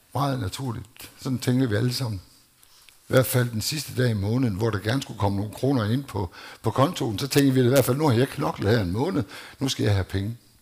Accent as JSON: {"language": "Danish", "country": "Denmark", "tie": "born or raised there", "said": "jeg voksede op i Danmark"}